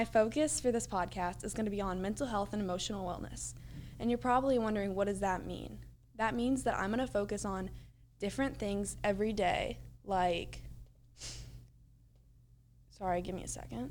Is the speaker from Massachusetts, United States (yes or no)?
no; Louisville, Kentucky, United States; I'm from Louisville, Kentucky